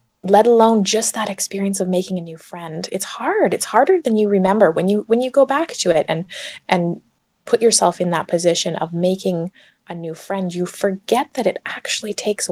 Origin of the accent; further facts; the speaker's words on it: Canada; moved away as an adult; now in Ireland; I'm from Canada